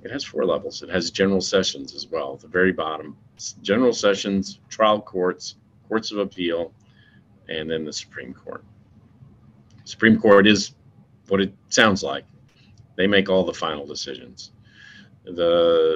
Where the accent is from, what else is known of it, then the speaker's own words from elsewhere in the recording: Nashville, Tennessee, United States; also born or lived in Latin America; I grew up here in Nashville